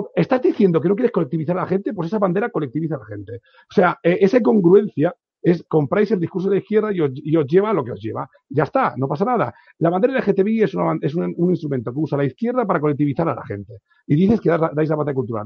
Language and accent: Spanish; Catalonia, Spain; como catalán que soy